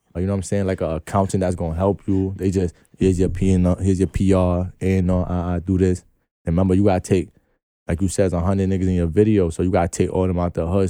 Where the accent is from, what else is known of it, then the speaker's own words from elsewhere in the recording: New York City, New York, United States; I'm from New York